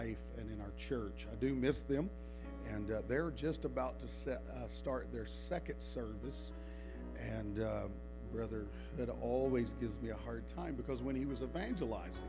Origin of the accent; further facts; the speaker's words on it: the South, United States; I am from the South